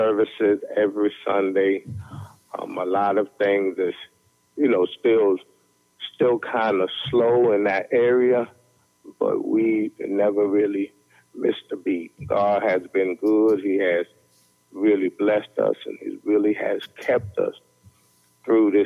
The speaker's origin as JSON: {"language": "English", "town": "New York City", "region": "New York", "country": "United States", "tie": "born or raised there", "moved": "yes", "lives_now": "Alabama, United States", "said": "I grew up in Brownsville and Samuel J. Tilden Projects"}